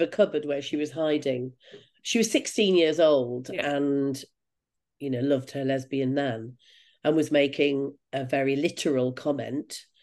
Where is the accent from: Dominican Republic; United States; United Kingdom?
United Kingdom; I'm a Brit.